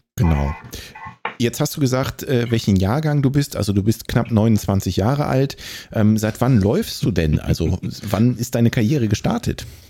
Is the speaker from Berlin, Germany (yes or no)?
no; Bonn, North Rhine-Westphalia, Germany; moved away; wohlgemerkt auch meine Geburtsstadt